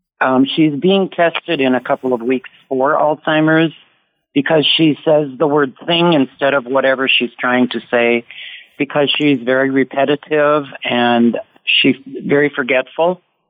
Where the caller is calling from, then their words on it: Coon Rapids, Minnesota, United States; I'm calling in from Coon Rapids, Minnesota.